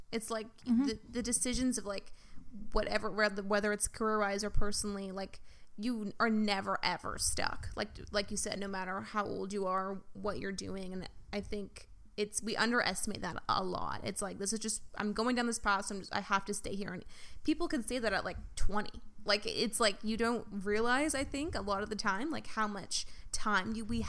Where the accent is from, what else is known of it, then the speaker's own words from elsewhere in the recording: Victoria, British Columbia, Canada; I grew up in Victoria, and like, it's like, when I go back there, it's like, so many of my friends now are like married, having kids